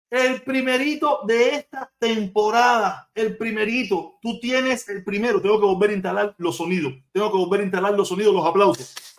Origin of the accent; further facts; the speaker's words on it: Cuba; moved away; somos consortes, somos paisanos, somos, somos cubanos